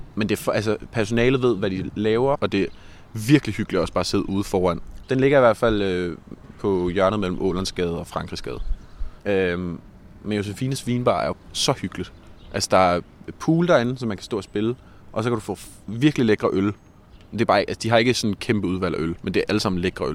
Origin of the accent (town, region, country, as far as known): Copenhagen, Capital Region of Denmark, Denmark; born or raised there; also born or lived in Frederiksberg